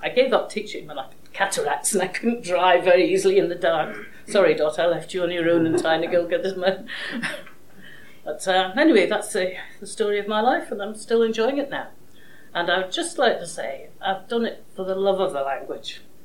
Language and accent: English; Edinburgh, Scotland, United Kingdom; now in Isle of Man; I'm a Scot, I was born and brought up in Edinburgh